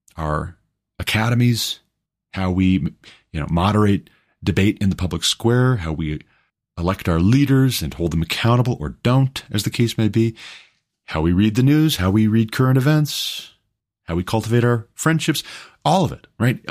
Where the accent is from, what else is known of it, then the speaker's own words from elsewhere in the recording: United States; I'm an American